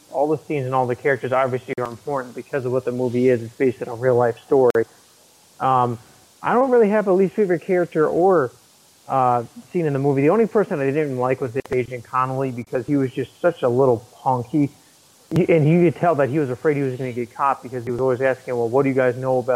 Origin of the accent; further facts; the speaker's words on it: Connecticut, United States; moved away as an adult; growing up in Connecticut most of my life until just about over a year ago